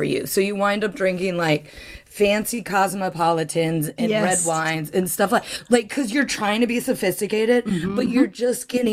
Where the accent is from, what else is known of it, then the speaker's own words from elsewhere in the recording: Ohio, United States; I grew up in Ohio